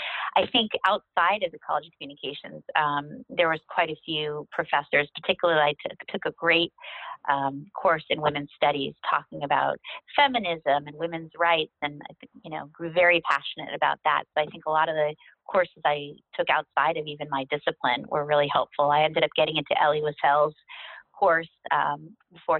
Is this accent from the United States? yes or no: yes; Southern California, United States; moved away as an adult; also born or lived in Boston; I grew up in Southern California